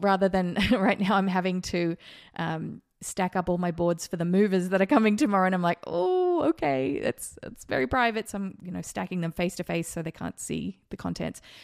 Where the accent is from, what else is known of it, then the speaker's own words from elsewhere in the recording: Australia; now in Las Vegas, United States; I grew up in Australia